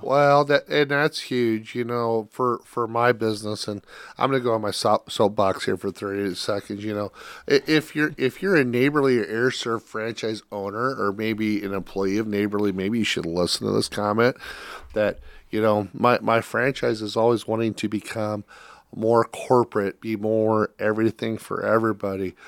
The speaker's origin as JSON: {"language": "English", "region": "Iowa", "country": "United States", "tie": "born or raised there", "said": "I grew up in Iowa"}